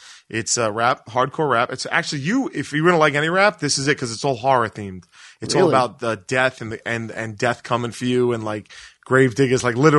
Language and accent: English; New York City, New York, United States; Growing up in Staten Island in the 80s and 90s